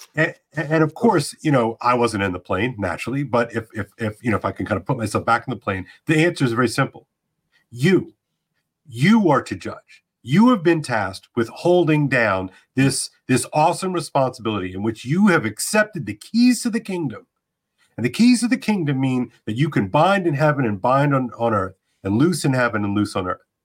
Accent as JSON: {"language": "English", "country": "United States", "said": "I'm American after all"}